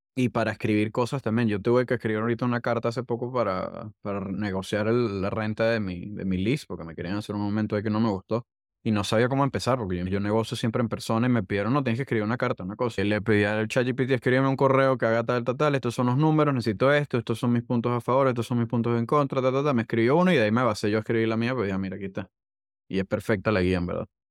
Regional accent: Venezuela; accent: Venezuelan; moved away as an adult; now in United States; soy venezolano, eso no lo hemos mencionado, pero el acento no, no me ayuda

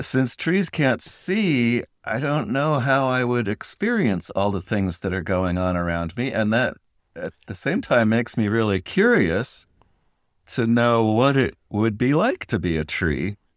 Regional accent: Connecticut, United States; in Connecticut

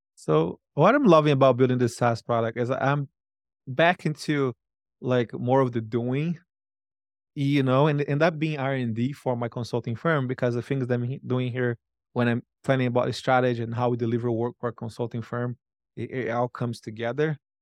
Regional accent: Brazil; moved away as an adult; now in United States; I used the money to move to the United States. I'm from Brazil

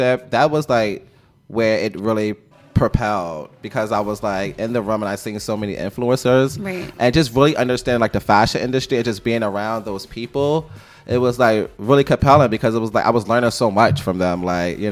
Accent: Philadelphia, Pennsylvania, United States; I started out born and raised in Philadelphia

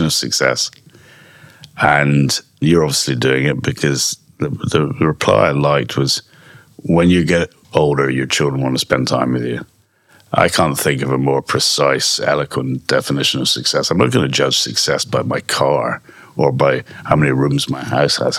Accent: Scotland, United Kingdom; I'm Scottish

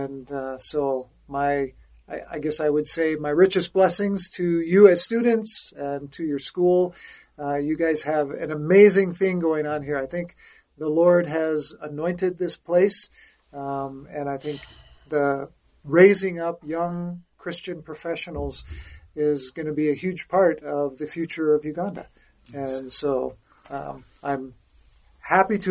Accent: Denver, Colorado, United States; I grew up in Denver

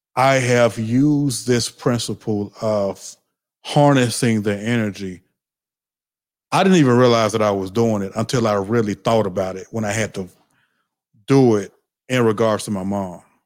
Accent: the South, United States; I'm from the South.

